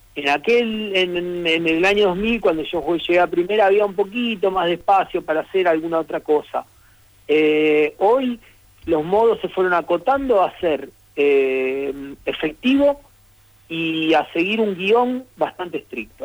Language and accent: Spanish; Rosario, Santa Fe, Argentina; como yo soy de Rosario, en Rosario incluso no respetamos las S